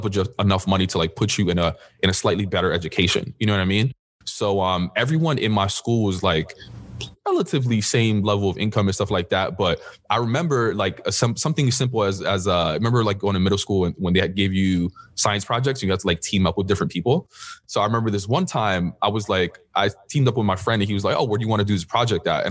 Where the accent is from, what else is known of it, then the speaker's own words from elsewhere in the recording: New York City, New York, United States; first language Spanish; English is a second language; I was born and raised in New York City